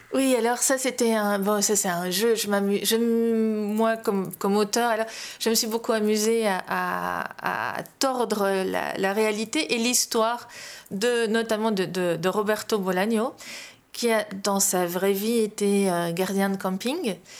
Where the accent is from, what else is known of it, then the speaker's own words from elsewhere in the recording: Belgium; now in Spain; J'ai longtemps vécu à l'étranger. Je vis toujours à l'étranger, entre guillemets, puisque j'habite en, en Espagne et pas en Belgique